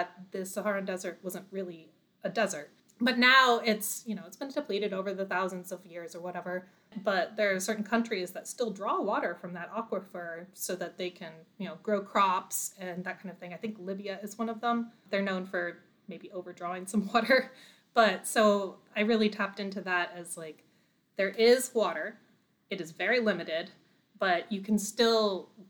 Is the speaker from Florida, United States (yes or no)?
yes; Florida, United States; moved away; also born or lived in Washington State / Arizona; I am originally from Florida. We moved to Washington State and then we moved to Arizona